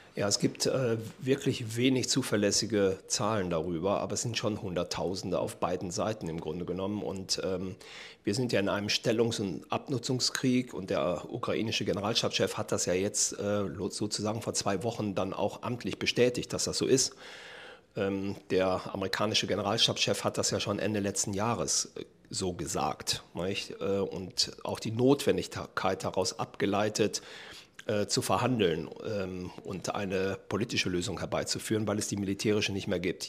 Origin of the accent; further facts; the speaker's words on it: Germany; als Deutsche